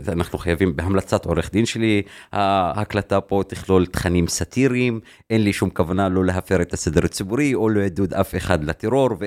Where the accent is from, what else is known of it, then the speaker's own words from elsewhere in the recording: Deir Hanna, Northern District, Israel; Hebrew is a second language; now in Haifa, Israel; אני נולדתי בבית לא חוקי, כמו כל השכונה שלי. תרחיב. כאילו בית שהוא בלי, בלי היתר בנייה. איפה? בדיר חנה, בכפר שנקרא דיר חנה